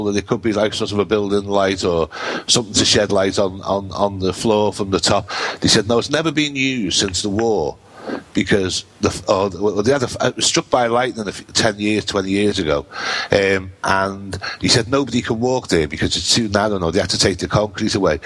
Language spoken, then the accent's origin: English; Liverpool, North West England, United Kingdom; I'm from Liverpool